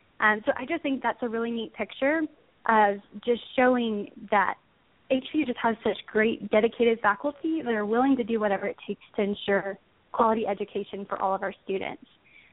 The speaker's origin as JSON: {"language": "English", "town": "Hubbard", "region": "Texas", "country": "United States", "tie": "born or raised there", "said": "I claim my hometown is where I graduated from high school, which is a little town outside of Waco called Hubbard."}